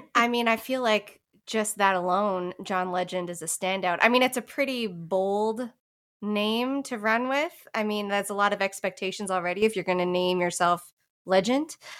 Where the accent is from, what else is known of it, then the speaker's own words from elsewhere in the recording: Newfoundland and Labrador, Canada; moved away as an adult; now in Nashville, United States; I'm originally from the East Coast of Canada, from the province of Newfoundland and Labrador, and found my way here to Nashville about five years ago